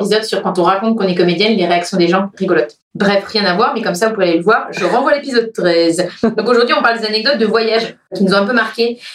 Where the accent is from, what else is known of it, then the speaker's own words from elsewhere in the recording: France; also born or lived in Cork, Ireland; I'm French